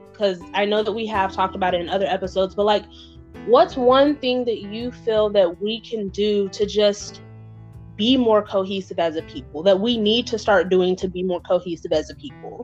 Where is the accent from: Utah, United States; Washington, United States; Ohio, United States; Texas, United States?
Utah, United States; also born or lived in Mississippi; I'm from Utah by way of Mississippi